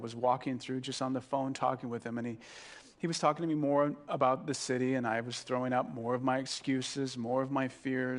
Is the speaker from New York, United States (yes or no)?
no; Carpinteria, California, United States